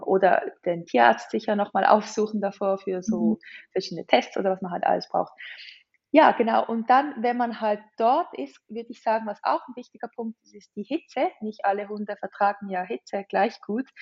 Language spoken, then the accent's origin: German; Switzerland; wir sind Schweizer